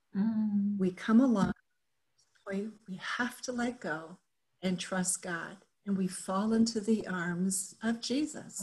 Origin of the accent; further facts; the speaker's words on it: Japan; moved away as an adult; also born or lived in Minnesota / Texas; now in United States; I grew up in Japan, and so much of my thinking is colored by my experience of growing up in Japan